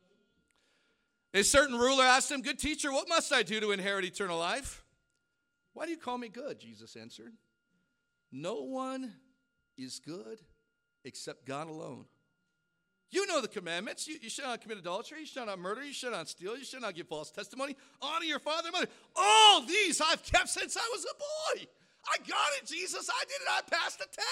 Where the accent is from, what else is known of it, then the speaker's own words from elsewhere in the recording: Hawaii, United States; moved away; I grew up in Hawaii.